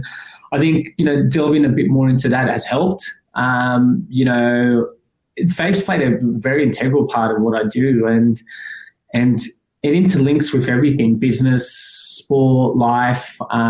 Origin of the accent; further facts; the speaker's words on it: Afghanistan; born there; my background, I was born in Afghanistan, but, you know, that's the cultural element.